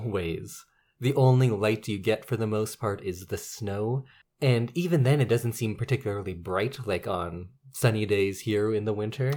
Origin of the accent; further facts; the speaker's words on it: Edmonton, Alberta, Canada; I grew up in Edmonton